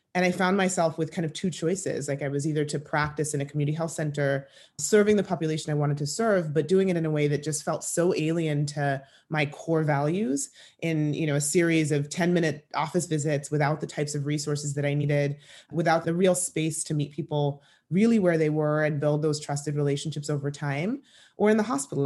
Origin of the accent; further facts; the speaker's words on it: Kenya; moved away; I grew up in East Africa, in Kenya